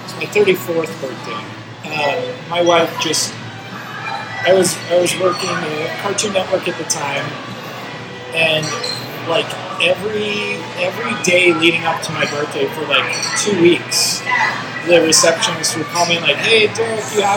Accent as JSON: {"language": "English", "area": "Bay Area", "region": "California", "country": "United States", "tie": "born or raised there", "said": "I grew up in the Bay Area"}